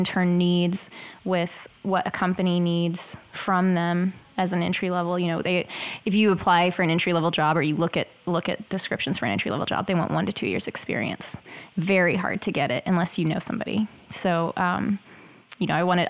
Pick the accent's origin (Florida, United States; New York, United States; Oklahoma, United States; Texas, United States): Oklahoma, United States; moved away as an adult; now in Dallas, United States; I'm originally from Oklahoma, so I was going